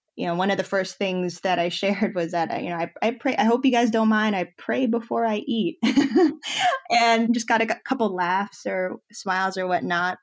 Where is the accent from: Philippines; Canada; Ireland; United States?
Philippines; moved away; my home country, the Philippines.